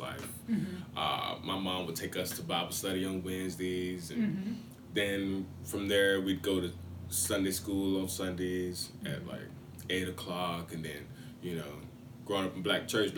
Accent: Abbeville, Mississippi, United States; moved away as an adult; I grew up right outside of Oxford, Mississippi, in a town called Abbeville

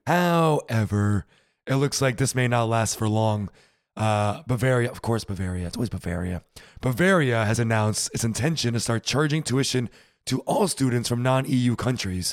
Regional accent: United States; now in Germany; as an American living here

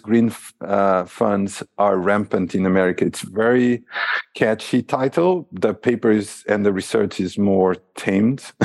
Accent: Lisbon, Portugal; moved away as an adult; also born or lived in Macau; now in United States; my hometown, Lisbon

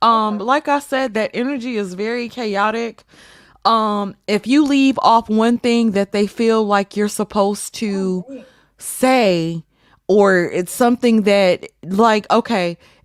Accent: Mississippi, United States; I grew up in Mississippi, for crying out loud.

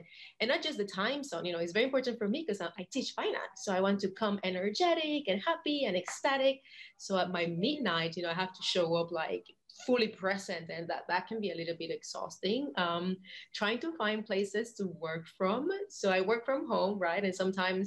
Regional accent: Puerto Rico; also born or lived in Portugal; I am born and raised in Puerto Rico. Right now I'm in Puerto Rico

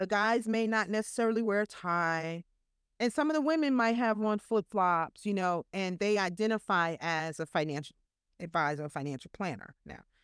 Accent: New York, United States; I'm from New York

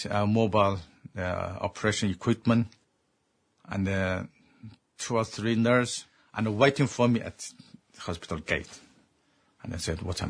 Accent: Xinjiang, China; moved away; there's a place called Xinjiang, and that is my homeland.

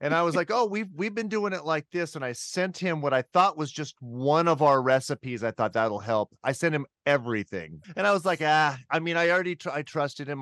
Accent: Riverside, California, United States; also born or lived in Massachusetts; now in Moscow, Idaho, United States; I'm originally from Riverside, California

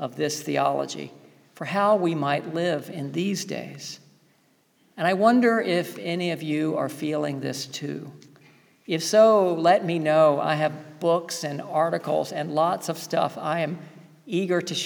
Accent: the South, United States; Growing up in the South

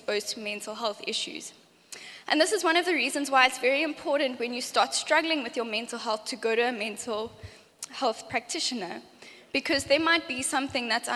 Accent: Johannesburg, Gauteng, South Africa; now in Cape Town, South Africa; I grew up in Joburg

